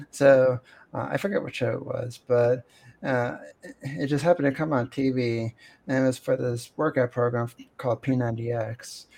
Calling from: Pennsylvania, United States; I'm connecting from Pennsylvania, and it's really cold outside.

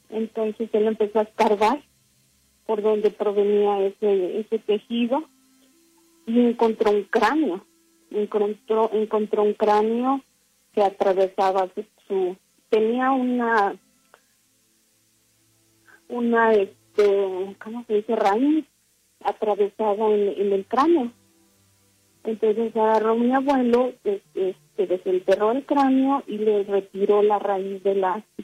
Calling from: Salt Lake City, Utah, United States; Hablo desde acá de, Estados Unidos, del estado de Utah, Salt Lake City.

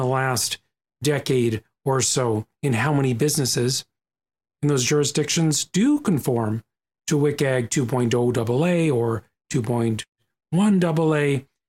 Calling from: Ontario, Canada; I come to you from Ontario. Here we are in Ontario, where the ecosystem has truly shifted.

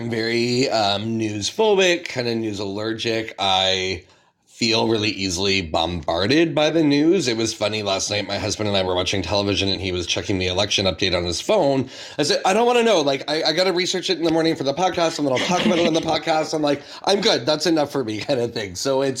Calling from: Kitchener, Ontario, Canada; I'm broadcasting from Kitchener, Ontario, which is the traditional territory of the Haudenosaunee, Neutral, and Anishinaabe people.

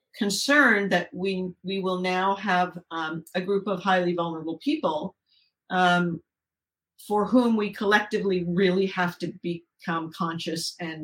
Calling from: Southern California, United States; I'm calling from Southern California.

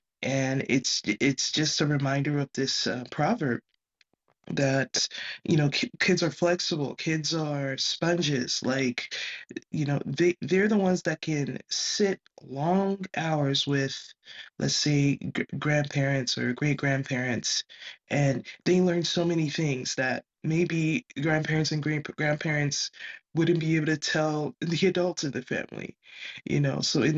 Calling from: California, United States; This is when I'm speaking from California.

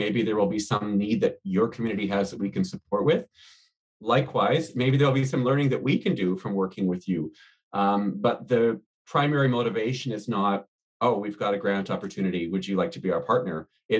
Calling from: Toronto, Ontario, Canada; I'm joining today from Toronto

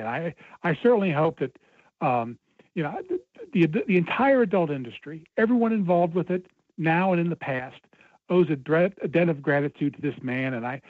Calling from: Cincinnati, Ohio, United States; from Cincinnati, and you're welcome.

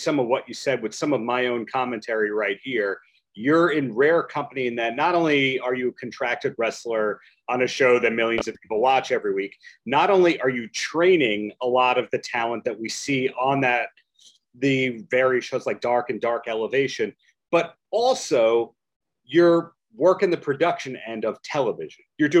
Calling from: New York, United States; I'm dialing in from New York.

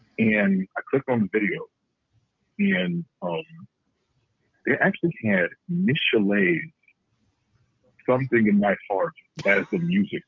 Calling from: Cleveland, Ohio, United States; calling from Cleveland, Ohio.

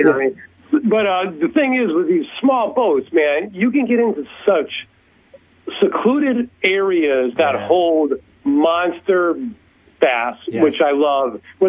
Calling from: Connecticut, United States; All right … for Loaded for Bass from Connecticut.

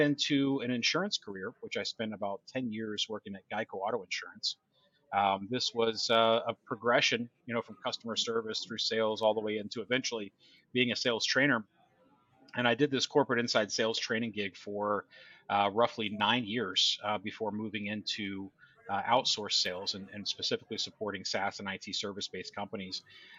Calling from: Tampa, Florida, United States; just outside of Tampa.

